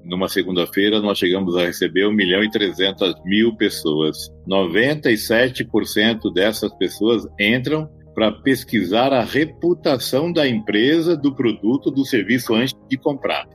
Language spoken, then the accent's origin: Portuguese; Campo Grande, Mato Grosso do Sul, Brazil; now in São Paulo, Brazil; Tenho 58 anos, sou de Campo Grande, no Mato Grosso do Sul.